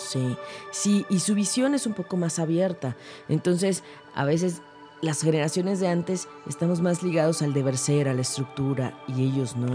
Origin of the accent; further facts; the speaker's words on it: Mexico; nosotros pues como mexicanos